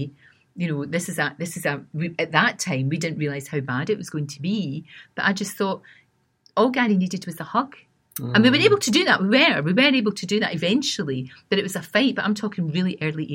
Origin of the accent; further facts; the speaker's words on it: Glasgow, Scotland, United Kingdom; accent: Scottish; also born or lived in East Kilbride; when we moved from Glasgow to East Kilbride, which is a new town just outside of Glasgow